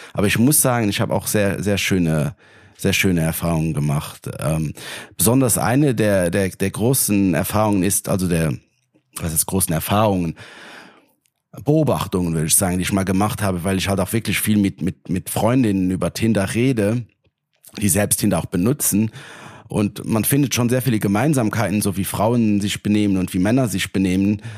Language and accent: German; Luxembourg; ich komme aus Luxemburg, also ein kleineres Land